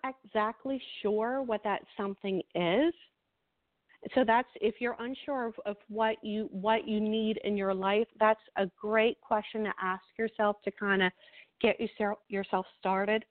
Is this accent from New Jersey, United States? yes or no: yes; New Jersey, United States; I am from New Jersey, so we talk really fast